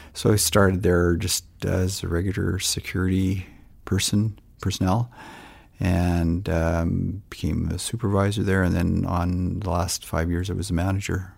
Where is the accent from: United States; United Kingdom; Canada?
Canada; Surrey, British Columbia; moved away as an adult; also born or lived in Whitehorse, Yukon / Cochrane, Alberta / Lethbridge, Alberta; I grew up, um, I guess you'd say on the West Coast in Surrey, B C